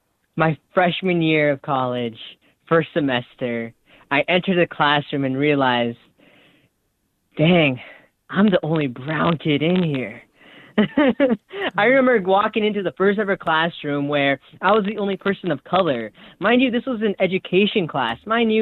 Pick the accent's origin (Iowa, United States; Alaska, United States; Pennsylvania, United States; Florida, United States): Iowa, United States; Storm Lake; I was in my hometown. I was in my hometown right next to the lake, the, you know, Storm Lake, what we're named after.